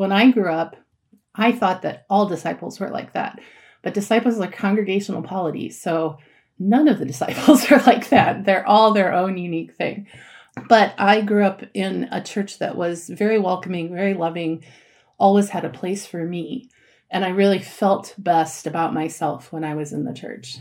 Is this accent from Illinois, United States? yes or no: yes; Eureka, Illinois, United States; I grew up in Eureka, Illinois, and attended the Eureka Christian Church there